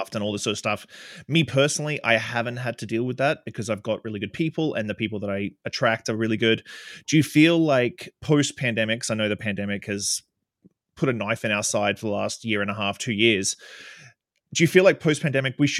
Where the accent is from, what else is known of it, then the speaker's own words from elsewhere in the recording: Australia; now in Canada; I'm an Australian kid who lives in Canada